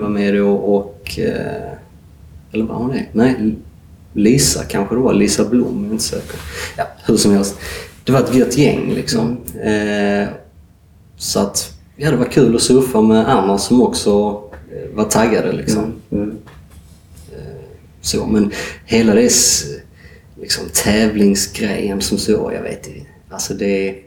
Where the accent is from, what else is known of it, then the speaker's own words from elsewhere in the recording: Sweden; som svensk